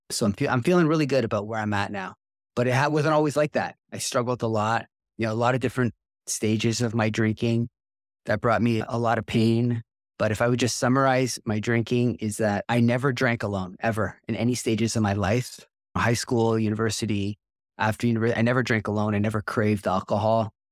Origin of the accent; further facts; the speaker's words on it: Toronto, Ontario, Canada; I grew up in Toronto, just north of Toronto